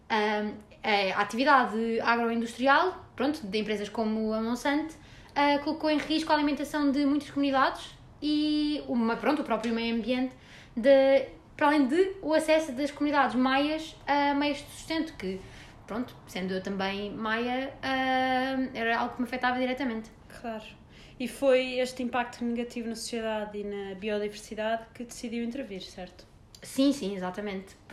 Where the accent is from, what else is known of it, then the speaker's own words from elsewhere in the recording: Mexico; Portuguese is a second language; tenho 57 anos e nasci no México e vivi lá a minha vida toda.